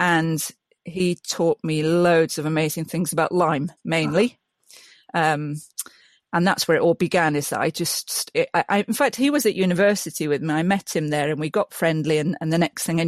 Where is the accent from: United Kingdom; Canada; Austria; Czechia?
United Kingdom; Yorkshire and the Humber; moved away; also born or lived in Scotland; I'm from Yorkshire. Mm-hmm. I'm quite proud to be from Yorkshire, actually, as most people are.